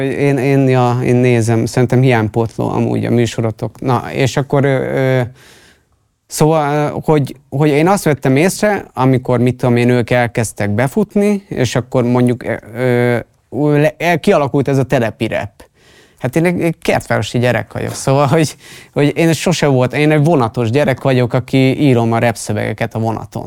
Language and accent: Hungarian; Pest, Hungary; én Pest megyei vagyok